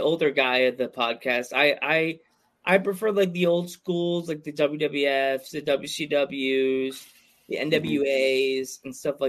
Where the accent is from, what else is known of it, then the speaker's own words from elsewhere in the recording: New York, United States; now in Pennsylvania, United States; I grew up in New York. I live in Pennsylvania now.